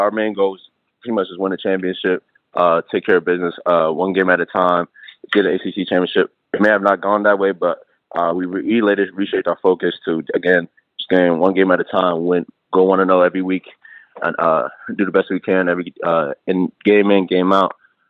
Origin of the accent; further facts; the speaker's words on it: Minnesota, United States; also born or lived in Accra, Ghana / Attleboro, United States / Snellville, United States / Bronx, United States; I was born in Accra, Ghana. I moved to the U.S. when I was about four. I first moved to Minnesota, where I live with my uncle, my mom, and my sister.